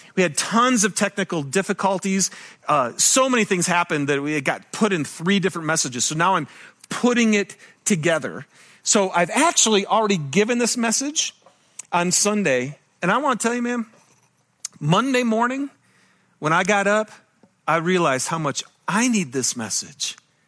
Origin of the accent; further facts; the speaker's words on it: Michigan, United States; now in Utah, United States; And I'm from Michigan, and I love it here in Utah.